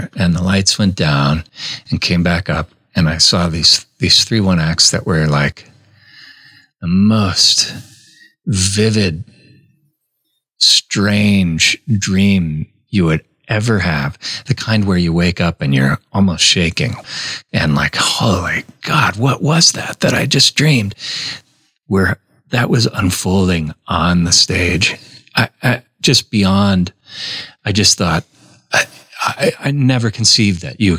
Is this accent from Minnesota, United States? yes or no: yes; Minnesota, United States; I grew up in Minnesota in a pretty strict Catholic family